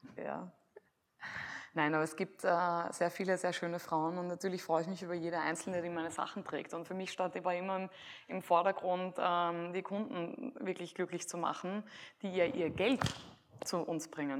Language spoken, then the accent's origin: German; Graz, Styria, Austria; damals in Graz, wo ich aufgewachsen bin